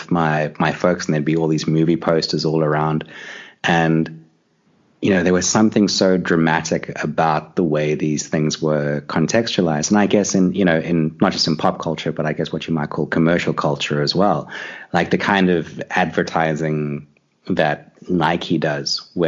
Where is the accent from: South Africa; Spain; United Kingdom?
South Africa; I grew up in South Africa. You know, I grew up here in the 80s and during apartheid